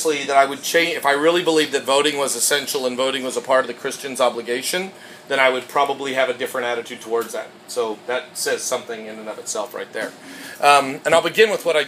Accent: Canada; now in United States; I'm Canadian.

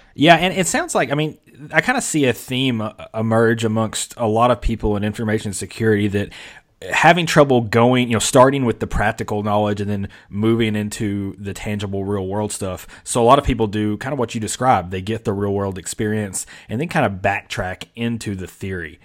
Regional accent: Mayfield, Kentucky, United States; now in Georgia, United States; I grew up in Mayfield, Kentucky

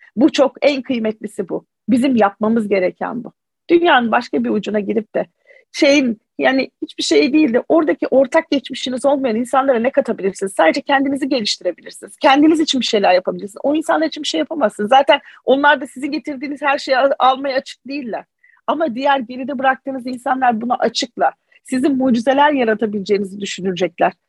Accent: Mardin, Turkey; Mardinliyim. Ben bu köklerle yetiştim.

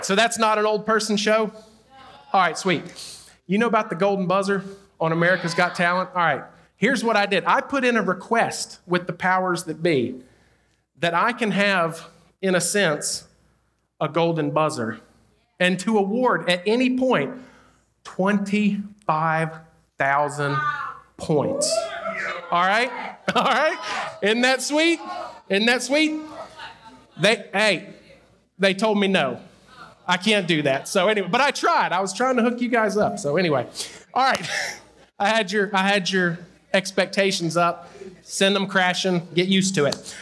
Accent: North Carolina, United States; I'm from North Carolina in a small town in the mountains, pretty rural area, when I go off the mountain and people hear me talk

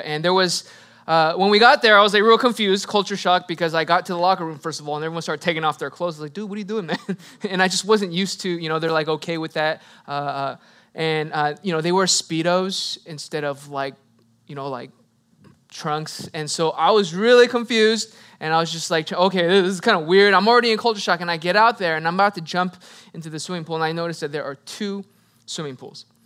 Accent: United States; I am Korean American

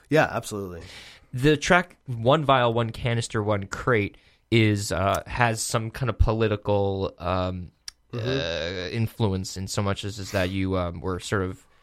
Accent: Woodstock, New York, United States; I am from Yuppie Central.

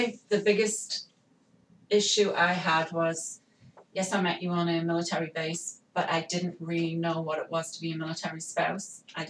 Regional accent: Newcastle upon Tyne, North East England, United Kingdom; moved away as an adult; I'm from Newcastle upon Tyne, as it's called, a city in the northeast of England. We are fairly high up in England, close to Scotland.

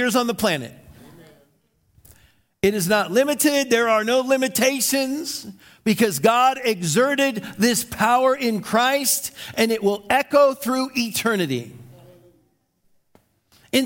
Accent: United States; I was from America

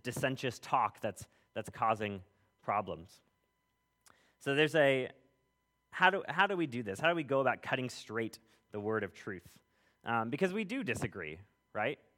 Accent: California, United States; moved away; I grew up in California. If anybody spent time out west, you'll know that the roads go a lot further and a lot straighter than they do out here

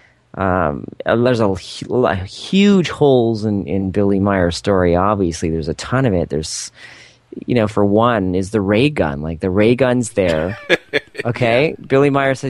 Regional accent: Canada; I'm from Canada. We're pretty nice up here

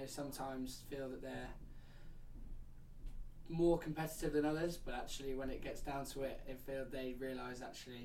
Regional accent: Stamford, East Midlands, United Kingdom; now in Surrey, United Kingdom; I live actually in Surrey, but I'm from Stamford, which is actually nowhere near London. It's in the East Midlands.

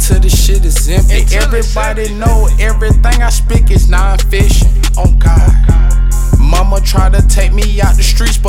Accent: Battle Creek, Michigan, United States; I'm from Battle Creek.

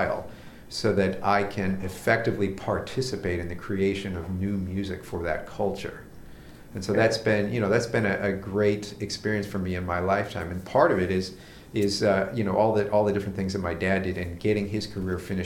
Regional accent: United States; accent: American; I cannot speak a foreign language without having an American accent

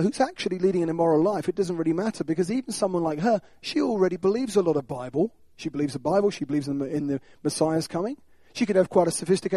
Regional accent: United Kingdom; we're British.

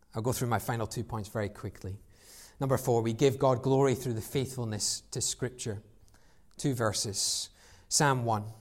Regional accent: United Kingdom; we're British

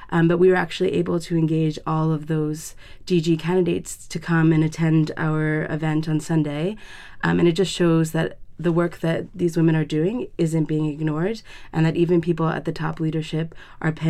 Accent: New Jersey, United States; I'm from New Jersey in the United States

